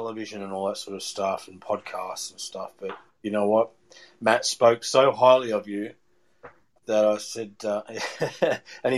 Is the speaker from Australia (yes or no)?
yes; Australia; moved away; I'm born and raised in Australia